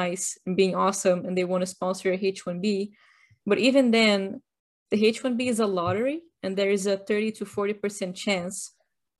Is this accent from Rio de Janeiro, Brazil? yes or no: no; São Paulo, Brazil; now in United States; I'm originally from São Paulo, Brazil.